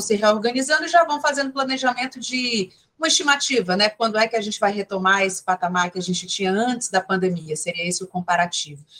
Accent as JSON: {"language": "Portuguese", "region": "Ceará", "country": "Brazil", "said": "enquanto cearense"}